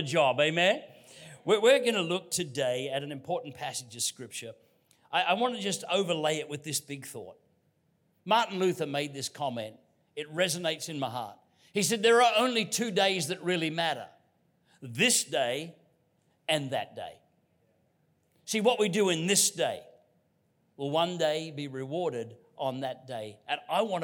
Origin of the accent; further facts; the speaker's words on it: Queensland, Australia; I'm from Queensland. We put the emphasis on the first syllable